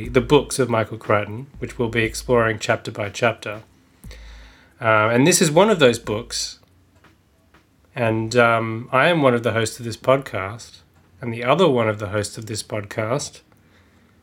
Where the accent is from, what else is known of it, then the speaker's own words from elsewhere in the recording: Australia; my American accent is going to be warped by my innate Australianness